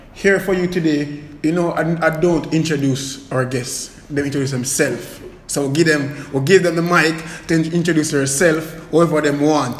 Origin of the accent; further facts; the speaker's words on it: Portmore, Saint Catherine, Jamaica; as a youth growing up in Waterford